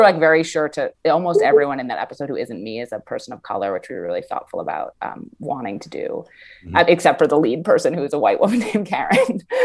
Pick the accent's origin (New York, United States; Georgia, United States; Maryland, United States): New York, United States; New York City; I'm from New York City